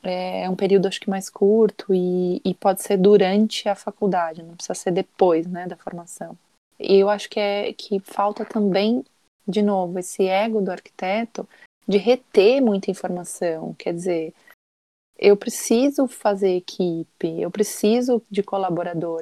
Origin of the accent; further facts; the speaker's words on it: Brazil; now in Portugal; como brasileiro